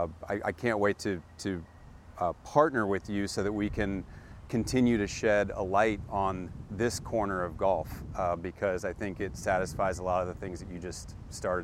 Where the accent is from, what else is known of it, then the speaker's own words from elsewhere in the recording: Coral Gables, Florida, United States; I grew up in Coral Gables, Florida